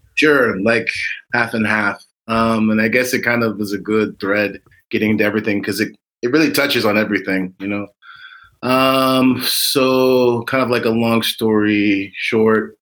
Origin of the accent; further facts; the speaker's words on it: United States; we're Americans and, you know, we're African Americans.